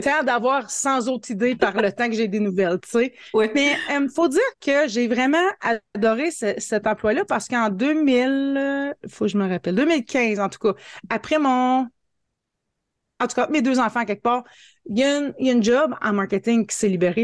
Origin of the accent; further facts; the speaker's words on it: Hearst, Ontario, Canada; Je suis native de Hearst en Ontario. C'est une petite ville, mais petite ville fort chaleureuse de 5000 habitants. Euh, je suis née ici, je suis venue à l'école ici, j'ai étudié ici, je suis encore ici, j'ai pas déménagé